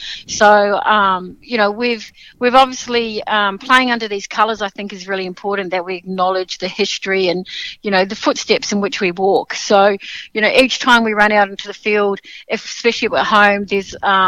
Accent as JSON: {"language": "English", "town": "Sydney", "region": "New South Wales", "country": "Australia", "moved": "yes", "lives_now": "Melbourne, Australia", "said": "I was still in Melbourne to do it, because I'm actually from Sydney"}